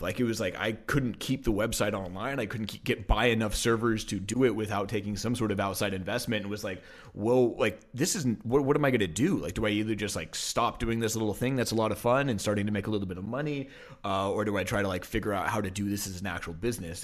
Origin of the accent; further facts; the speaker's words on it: Portland, Oregon, United States; also born or lived in Denver, Colorado; I was born in Denver, but only lived there till I was about three, and then moved okay. uh, to Portland, Oregon